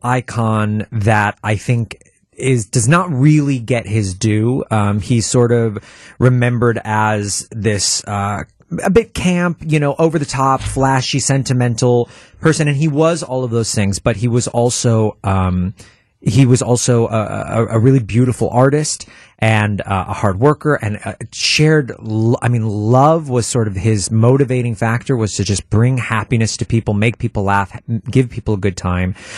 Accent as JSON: {"language": "English", "town": "Milwaukee", "region": "Wisconsin", "country": "United States", "tie": "born or raised there", "said": "I was born in Milwaukee and I spent the first two years of my life, uh, o, o, on National Avenue."}